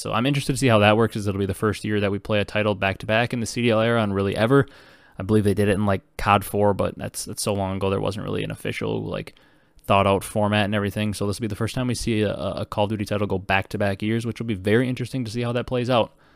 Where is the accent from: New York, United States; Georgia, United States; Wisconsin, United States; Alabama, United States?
Wisconsin, United States; growing up in Wisconsin, not a Packer fan